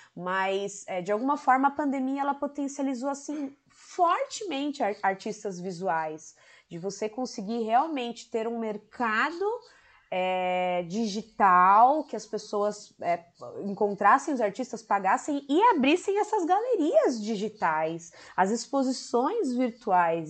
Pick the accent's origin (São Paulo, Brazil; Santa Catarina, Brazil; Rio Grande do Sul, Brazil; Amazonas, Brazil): São Paulo, Brazil; São Paulo, minha terra